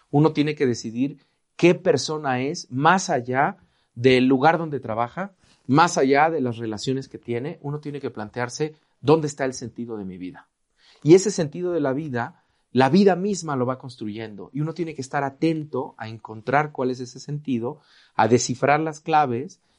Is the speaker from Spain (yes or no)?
no; Veracruz, Mexico; Yo soy veracruzano y en Veracruz tenemos un refrán, el que temprano se moja, tiempo tiene de secarse.